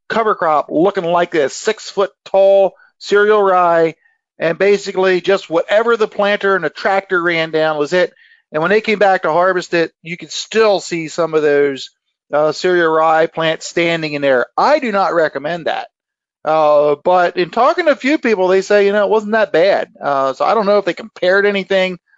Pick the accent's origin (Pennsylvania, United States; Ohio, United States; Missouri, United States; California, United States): Pennsylvania, United States; That's where I'm from. Of course, I gotta brag in my home state